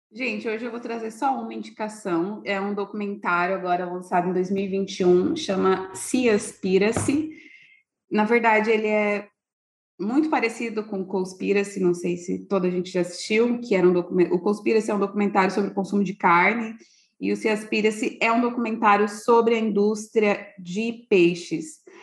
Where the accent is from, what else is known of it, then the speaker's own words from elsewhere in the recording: Brazil; para a gente, enquanto brasileiros